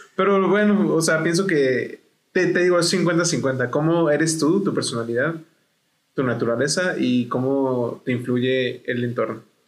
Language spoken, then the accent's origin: Spanish; Mexico; como mexicanos